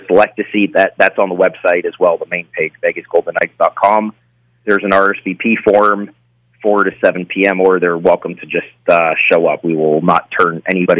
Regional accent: New England, United States; moved away; I growing up in New England, I used to go to the Garden

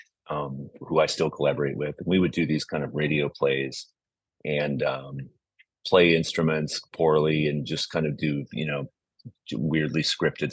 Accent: Lafayette, California, United States; also born or lived in Oakland, California; I grew up in the East Bay in the suburbs. We lived in Oakland, and then in the early 70s, we moved to Lafayette, California, which is out near Walnut Creek. And it's there that I grew up

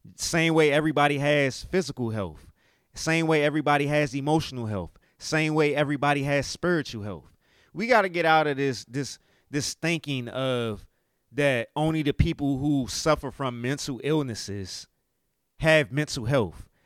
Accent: United States; me being an American and dealing with inflation

